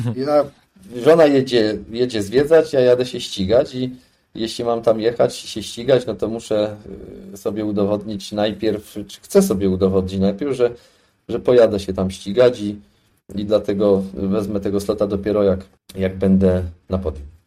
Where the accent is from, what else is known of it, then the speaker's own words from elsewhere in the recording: Tarnów, Lesser Poland, Poland; urodziłem się w Tarnowie i całą swoją młodość y, spędziłem w Tarnowie.